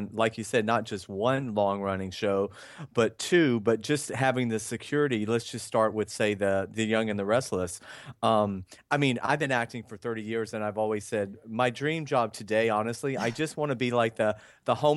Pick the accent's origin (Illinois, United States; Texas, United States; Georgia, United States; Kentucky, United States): Georgia, United States; Athens; moved away as an adult; also born or lived in Atlanta, Georgia; I'm from Athens, Georgia, but I lived in Atlanta before I moved here. So I kind of consider Atlanta home as well